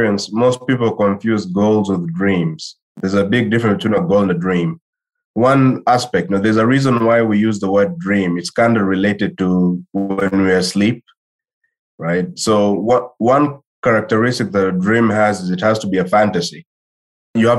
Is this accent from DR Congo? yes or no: yes; DR Congo; also born or lived in Claremont, California; I'm from Congo originally, right? I'm from the Democratic Republic of Congo.